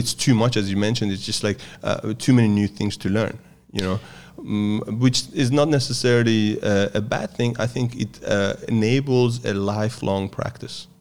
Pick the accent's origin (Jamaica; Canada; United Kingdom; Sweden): Sweden; moved away as an adult; also born or lived in Iran; now in Australia; I grew up in the West, s, uh, from the age of eight. I grew up in Sweden, and twenty years ago, I moved to Australia